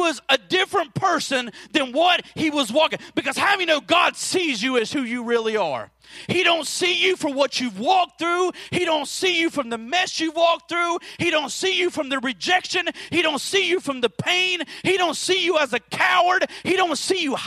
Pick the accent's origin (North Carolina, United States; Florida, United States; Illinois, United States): Florida, United States; moved away as an adult; now in West Virginia, United States; I grew up in Florida